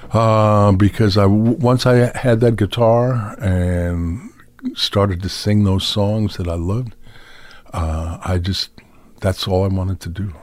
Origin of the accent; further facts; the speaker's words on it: New York City, New York, United States; also born or lived in Skowhegan, Maine; I grew up in New York City